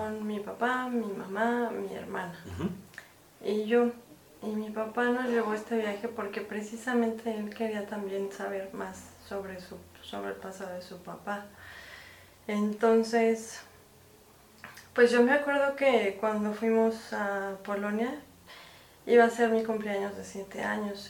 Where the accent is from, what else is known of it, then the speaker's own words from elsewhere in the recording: Mexico; soy mexicana